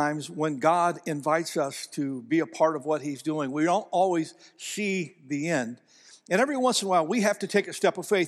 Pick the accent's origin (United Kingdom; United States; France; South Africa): United States; Ohio; moved away; Ohio, back where I'm from